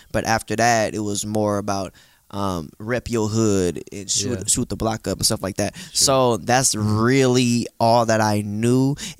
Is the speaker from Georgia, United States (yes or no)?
no; Pittsburg, California, United States; I'm from the East Bay area in a city called Pittsburgh, California.